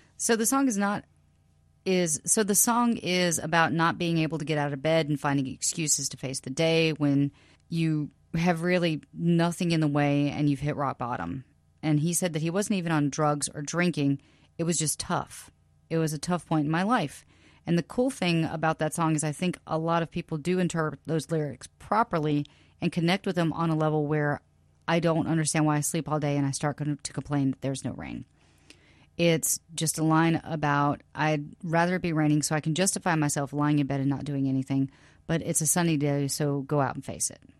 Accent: South Carolina, United States; also born or lived in Louisiana / New York; now in California, United States; I was born in Louisiana, raised in South Carolina, moved to New York, and I moved out here from New York

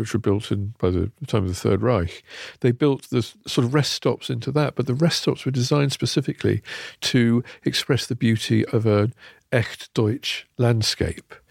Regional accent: near Charleston, Northamptonshire, East Midlands, United Kingdom; When I was a kid, I grew up near Charleston, Northamptonshire

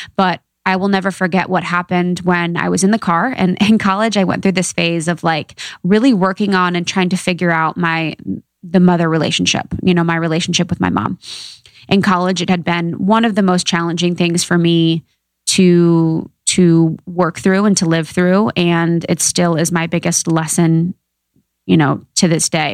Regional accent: Ohio, United States; I'm from Ohio, small town gal

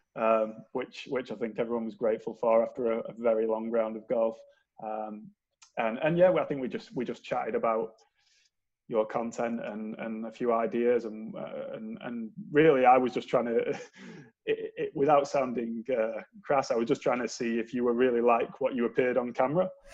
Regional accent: Manchester, North West England, United Kingdom; moved away as an adult; now in St Andrews, United Kingdom; I moved from Manchester, as the accent probably gives me away that I'm not Scottish

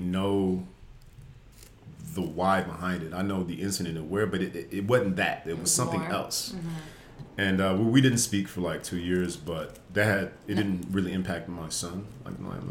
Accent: Las Vegas, Nevada, United States; moved away as an adult; also born or lived in Washington State; now in Los Angeles, United States; Born and raised in Vegas

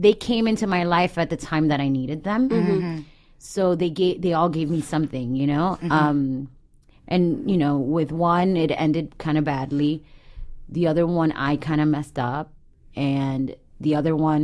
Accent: Miami, Florida, United States; moved away; I grew up in Miami

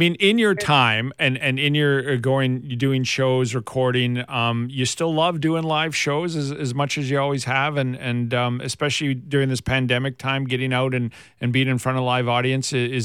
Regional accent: Southern Alberta, Canada; I'm from Southern Alberta

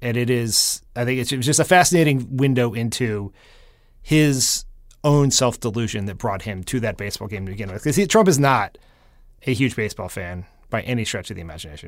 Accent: Delaware, United States; moved away; my home state Senator Chris Coons

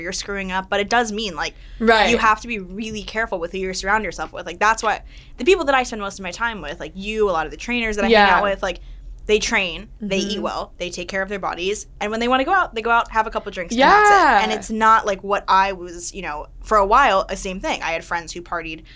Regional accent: Los Angeles area, California, United States; I grew up 4 minutes from here and I've never lived anywhere but 4 minutes from here

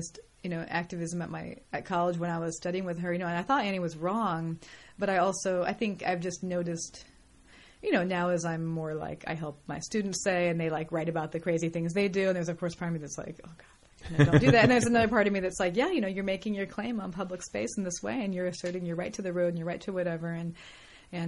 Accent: San Francisco Bay Area, California, United States; moved away as an adult; also born or lived in Mill Valley, California / New York; now in Los Angeles, United States; I grew up in the Bay Area, San Francisco Bay Area.

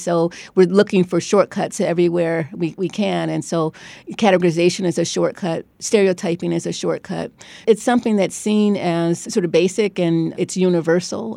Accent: Cleveland, Ohio, United States; moved away as an adult; also born or lived in Beachwood, Ohio / New Haven, Connecticut; now in Stanford, United States; I grew up in Cleveland in an all-black neighborhood

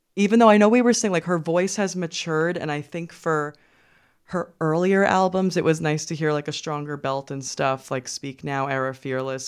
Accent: New York, United States; I'm from Brooklyn

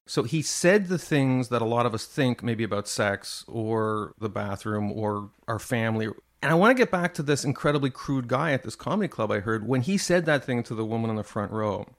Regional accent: Montreal, Quebec, Canada; I grew up in Montreal

